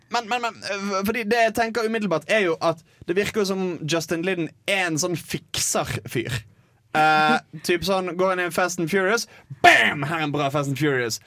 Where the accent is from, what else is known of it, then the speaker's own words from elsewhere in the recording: Bergen, Vestland, Norway; moved away; var hjemme i Bergen